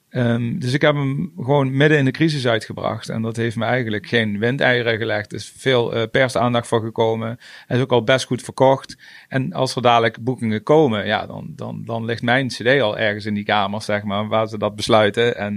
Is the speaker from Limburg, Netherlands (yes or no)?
yes; Venray, Limburg, Netherlands; Ik kom uit Venray